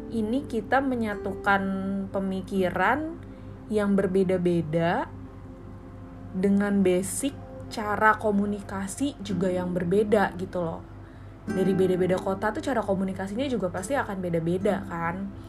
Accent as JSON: {"language": "Indonesian", "town": "Bandung", "region": "West Java", "country": "Indonesia", "tie": "born or raised there", "also_born_or_lived": "Semarang", "said": "sekitar 4 tahun aku selesai di Semarang rantau balik lagi ke Bandung nganggur"}